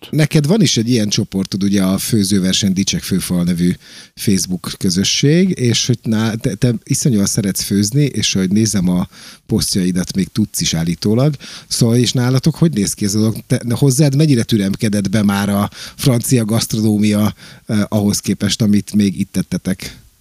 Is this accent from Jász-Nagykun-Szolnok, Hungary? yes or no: no; Pécs, Baranya, Hungary; moved away; én járok haza ugye rendszeresen Pécsre, mert ugye Pécsi vagyok